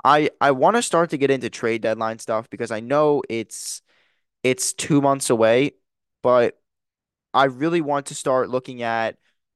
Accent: New Jersey, United States; And I know, growing up in New Jersey, being close to Philadelphia, most of my friends growing up were Sixers fans

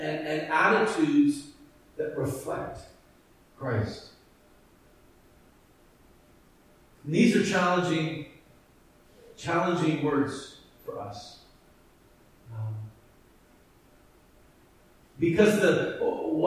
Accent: Edmonton, Alberta, Canada; that church that I grew up in Edmonton.

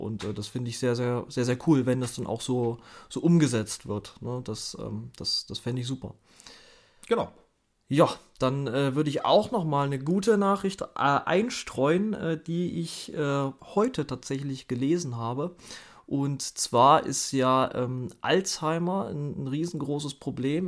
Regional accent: Thuringia, Germany; ich komme ja aus Thüringen

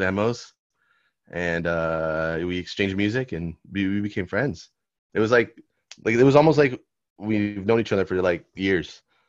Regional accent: Argentina; I'm like Argentinian.

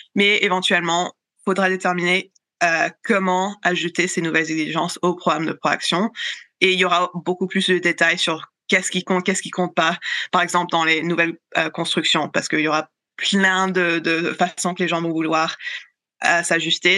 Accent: Canada; chez nous au Canada

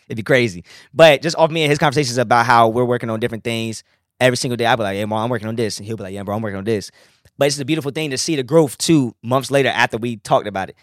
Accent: Suffolk, Virginia, United States; growing up in Nansman, we didn't have, like, the photography classes

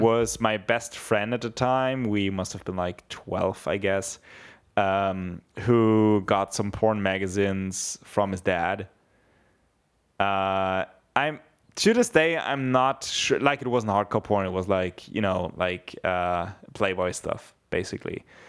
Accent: Bavaria, Germany; I grew up very near Austria

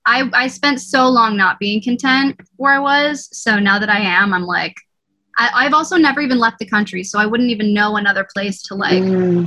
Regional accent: Northeast, United States; I'd probably just stay here because I'm from the Northeast.

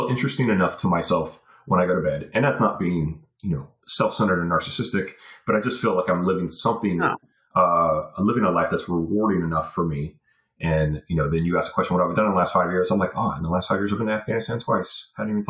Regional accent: Virginia Beach, Virginia, United States; moved away as an adult; also born or lived in Fayetteville, North Carolina / Colorado / Europe; now in Florida, United States; I call Virginia Beach home. I went to elementary school, middle school, high school in Virginia Beach, Virginia. I was born in Fayetteville, North Carolina, and I was in North Carolina until I was 10

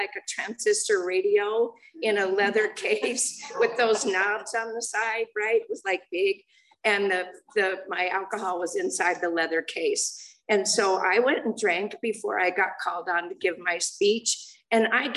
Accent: Los Angeles, California, United States; I grew up in the San Fernando Valley. And I was born in Los Angeles

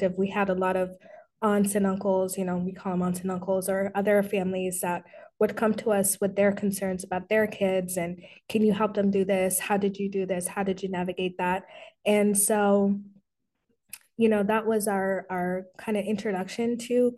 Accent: Colorado, United States; also born or lived in Sudan; I am Sudanese American. Very proud Sudanese American. I have lived in Colorado my whole life. We came here when I was 3.

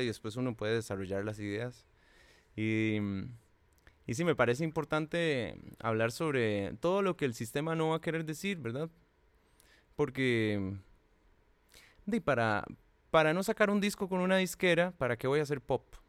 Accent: Cartago, Costa Rica; yo soy de Cartago

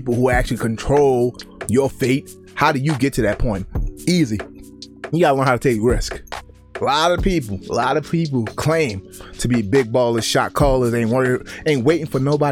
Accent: Baltimore, Maryland, United States; when I grew up in Baltimore

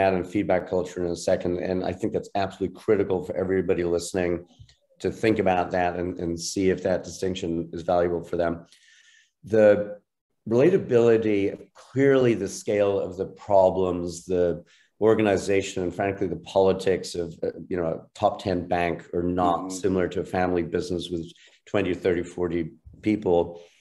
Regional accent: Ireland; now in United States; I'm an Irish citizen originally, a longtime U.S. citizen, proud of both

